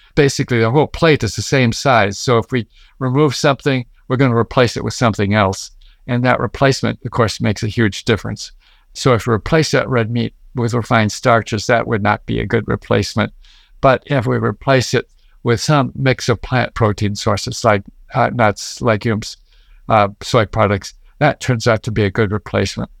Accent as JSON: {"language": "English", "region": "Midwest", "country": "United States", "tie": "born or raised there", "said": "I grew up in the Midwest"}